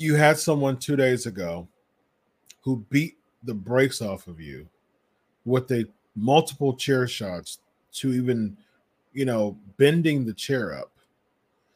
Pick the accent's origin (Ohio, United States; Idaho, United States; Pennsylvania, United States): Ohio, United States; Columbus; born and raised in Columbus